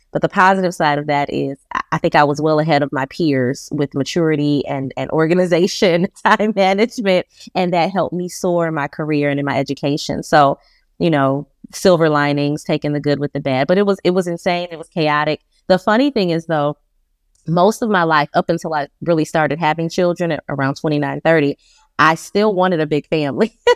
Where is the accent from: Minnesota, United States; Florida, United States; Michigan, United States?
Michigan, United States; Detroit; moved away as an adult; now in Charlotte, United States; I'm a Detroit girl, born and raised in Detroit, Michigan